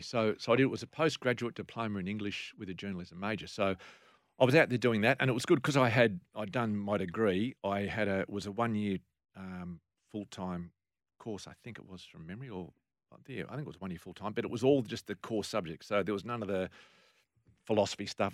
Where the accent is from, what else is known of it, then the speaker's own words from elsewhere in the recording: Sydney, New South Wales, Australia; moved away; I grew up in Sydney